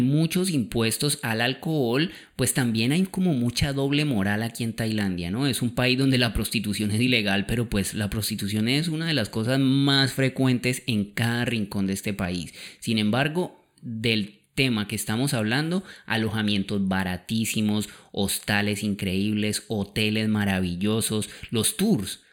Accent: Colombia; moved away; la primera vez que yo salí de Colombia en mi vida, que fue con mis papás

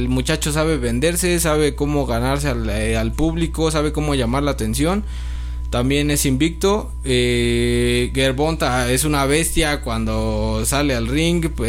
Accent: Mexico

